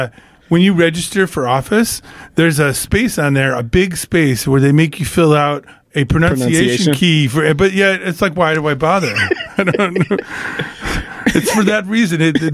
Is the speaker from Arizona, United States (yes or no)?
yes; Arizona, United States; born there; also born or lived in California / New York / Detroit; now in Iowa, United States; I was born in Arizona, lived in California, New York, moved here from, I was living in Detroit, and came here on my birthday in 2002 to do a 3-week gig.